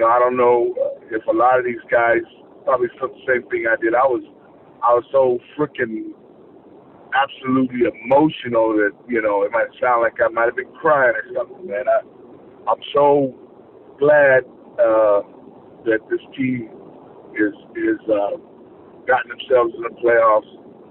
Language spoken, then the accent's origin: English; San Diego, California, United States; I grew up in San Diego.